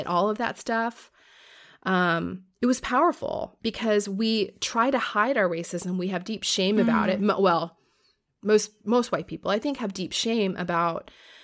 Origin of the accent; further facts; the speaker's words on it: Florida, United States; I grew up in Florida